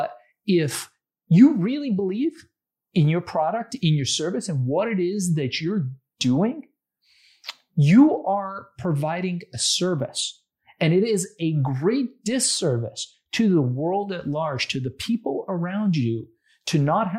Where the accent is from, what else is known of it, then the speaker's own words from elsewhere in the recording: Iran; now in United States; my family, we came from a third world country. We came from Iran.